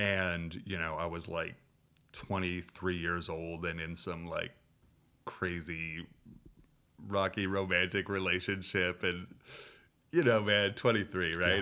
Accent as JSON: {"language": "English", "town": "Minneapolis", "region": "Minnesota", "country": "United States", "tie": "born or raised there", "also_born_or_lived": "Berkeley", "moved": "as an adult", "said": "I grew up in Minneapolis in a not particularly Jewish community"}